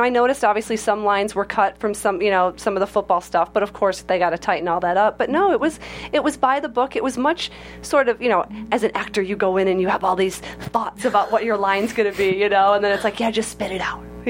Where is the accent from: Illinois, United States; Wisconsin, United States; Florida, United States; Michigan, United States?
Michigan, United States; I'm from Michigan.